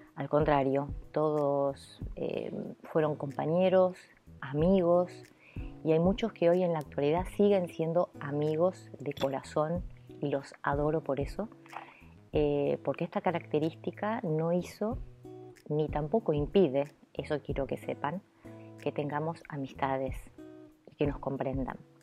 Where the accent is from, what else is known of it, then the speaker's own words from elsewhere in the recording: Buenos Aires, Argentina; first language Italian; Spanish is a second language; mi madre me llevó al hospital Archerich, que es donde yo nací, en la capital de Buenos Aires